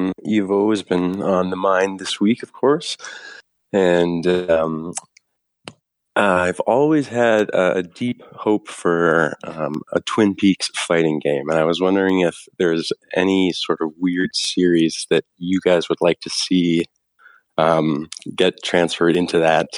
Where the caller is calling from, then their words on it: Calgary, Alberta, Canada; from Calgary, Canada, Alberta.